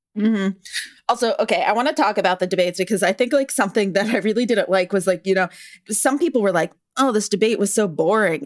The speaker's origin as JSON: {"language": "English", "region": "California", "country": "United States", "said": "I'm from California"}